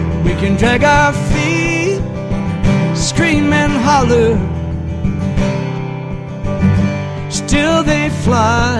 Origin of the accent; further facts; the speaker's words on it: Wisconsin, United States; I'm mostly Irish descent, but I'm from Wisconsin.